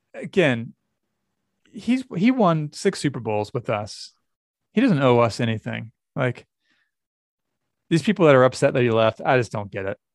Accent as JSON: {"language": "English", "area": "near Dartmouth", "region": "New Hampshire", "country": "United States", "tie": "born or raised there", "said": "I grew up near Dartmouth"}